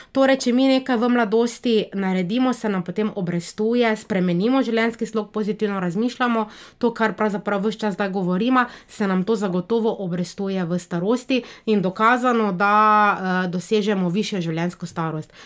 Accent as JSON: {"language": "Slovenian", "country": "Slovenia", "tie": "born or raised there", "also_born_or_lived": "Niš, Serbia / Belgrade, Serbia", "said": "jaz sem rojena slovenka"}